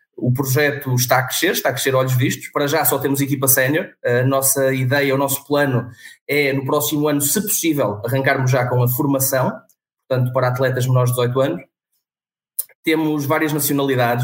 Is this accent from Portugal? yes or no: yes; Vila Nova de Famalicão, Norte, Portugal; now in Vila do Conde, Portugal; sou natural de Vila Nova de Famalicão, uh, resido em Vila do Conde